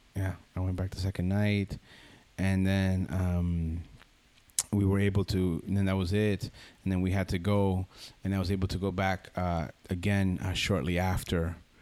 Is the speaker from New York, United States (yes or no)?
no; Union City, New Jersey, United States; moved away as an adult; now in Costa Rica; I grew up, uh, in Union City, New Jersey, right next to the River Hudson